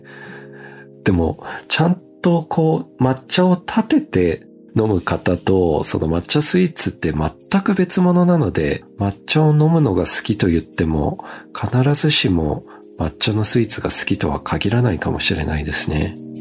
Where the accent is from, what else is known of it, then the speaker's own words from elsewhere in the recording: Melbourne, Victoria, Australia; now in Japan; 僕の地元のメルボ